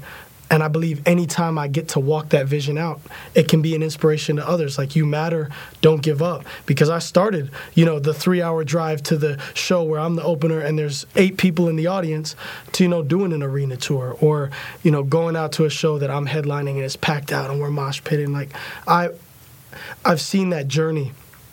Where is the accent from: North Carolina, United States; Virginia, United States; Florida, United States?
Florida, United States; Tampa; moved away as an adult; now in Nashville, United States; I grew up in Tampa